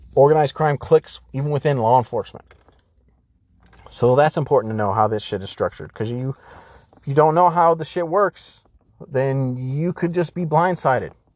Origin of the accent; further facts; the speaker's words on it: San Diego, California, United States; I grew up in San Diego